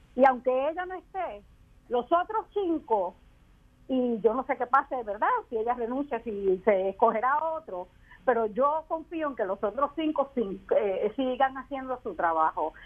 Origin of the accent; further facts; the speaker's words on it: Puerto Rico; nosotros somos menos puertorriqueños y puertorriqueñas